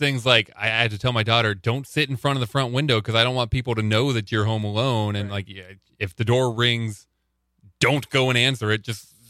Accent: Panama, Nebraska, United States; I grew up in Panama, Nebraska.

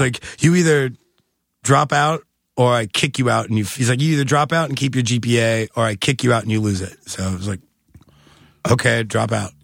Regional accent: Kansas City, Missouri, United States; also born or lived in Columbia, Missouri; I'm from Kansas City, Missouri

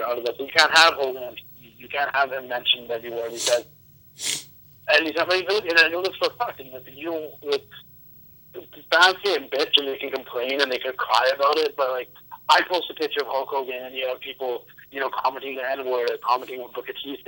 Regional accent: Vancouver, British Columbia, Canada; I'm East Indian. My family's from... My parents are from Punjab and England and stuff, and I'm Canadian born and everything

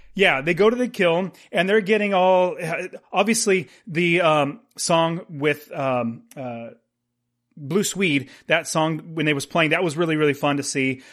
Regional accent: United States; being an American

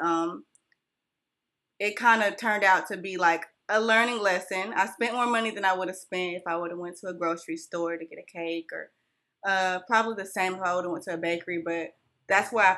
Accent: California, United States; also born or lived in Whitmire, South Carolina; now in Union, United States; I was born and raised in California

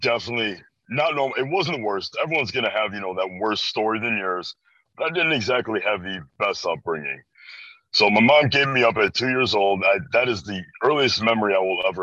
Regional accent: Chicago, Illinois, United States; I'm from Chicago, Illinois, born and raised just around this area in general

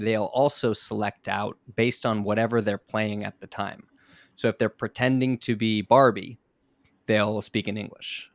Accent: South Florida, United States; moved away as an adult; now in Japan; I'm, I'm from South Florida

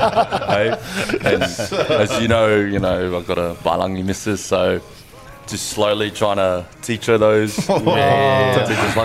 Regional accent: Brisbane, Queensland, Australia; also born or lived in Auckland, New Zealand; In Brisbane on the north side. Grew up in Nunda

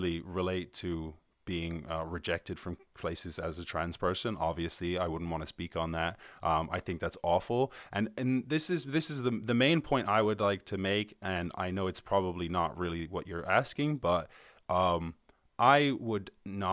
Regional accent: Ireland; I'm from Ireland

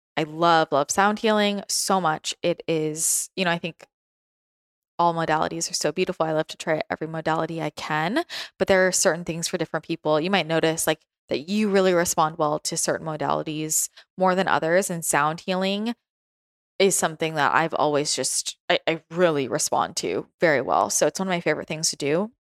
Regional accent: the Bay Area, California, United States; moved away as an adult; also born or lived in San Francisco / Los Angeles; now in San Diego, United States; growing up in the Bay Area and spending a lot of time in San Francisco and then being in LA and like downtown LA and, and then moving to San Diego

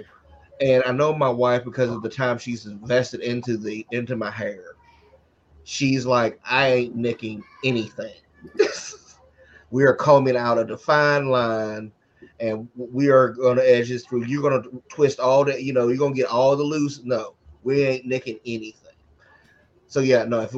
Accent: Covington, Georgia, United States; moved away; also born or lived in Atlanta, Georgia; After I left my hometown of Covington, Georgia

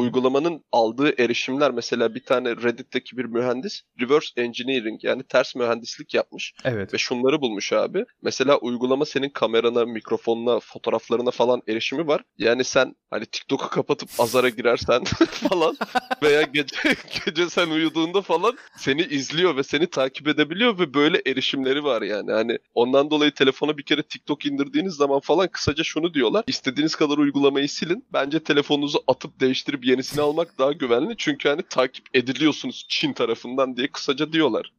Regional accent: Black Sea Region, Turkey; Biz Karadenizliyiz, horon teperiz.

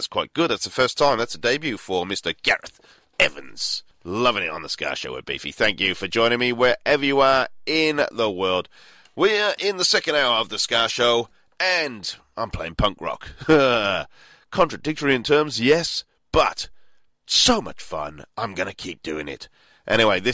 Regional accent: Wales, United Kingdom; now in Melbourne, Australia; my hometown in Wales

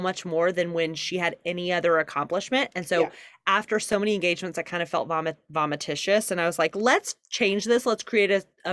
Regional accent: Deep South, United States; So I grew up in the Deep South

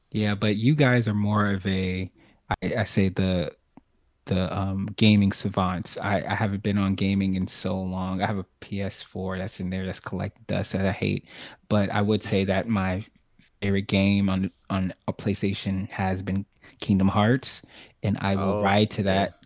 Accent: New York City, New York, United States; now in Charlotte, United States; from from Brooklyn, but now in Charlotte, North Carolina

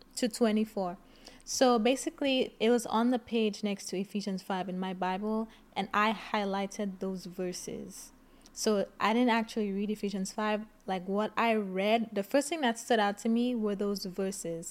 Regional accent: St. Lucia; I grew up in Saint Lucia.

